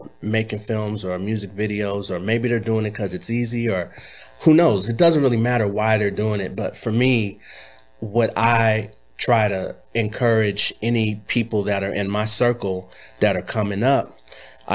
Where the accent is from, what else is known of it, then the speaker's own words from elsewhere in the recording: Los Angeles, California, United States; also born or lived in Inglewood / Bay Area; I was born in Inglewood, mm-hmm. and I was raised all over Los Angeles